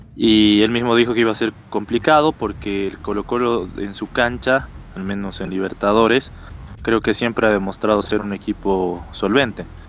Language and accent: Spanish; Bolivia; como boliviano puedo decirte